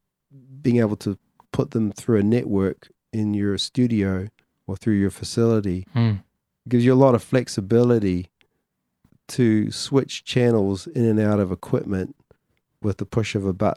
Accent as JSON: {"language": "English", "country": "New Zealand", "said": "Some of the Māori influence on me being a New Zealander"}